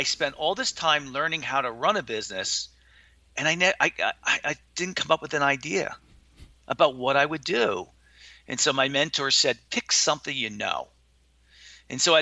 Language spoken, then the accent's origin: English; Watchung, New Jersey, United States; also born or lived in Linden, New Jersey; I grew up in a town called Watchung, New Jersey. And Watchung, New Jersey, we moved from Linden, New Jersey when I was 3 years old